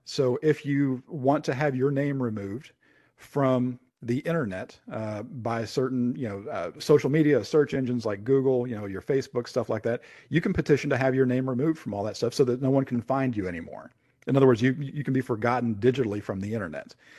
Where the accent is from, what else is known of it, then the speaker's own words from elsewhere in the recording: Lexington, Kentucky, United States; my hometown, Lexington, Kentucky